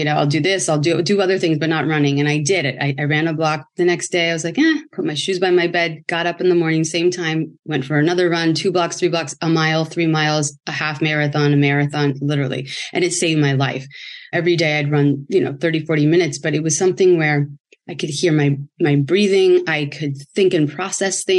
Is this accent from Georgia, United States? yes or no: no; San Francisco, California, United States; moved away as an adult; now in Los Angeles, United States; I'm from San Francisco, moved